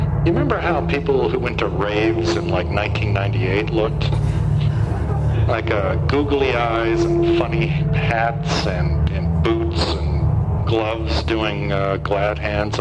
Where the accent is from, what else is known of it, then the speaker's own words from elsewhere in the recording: Great Plains, United States; I'm from the Great Plains. I am a northerner, a Yankee.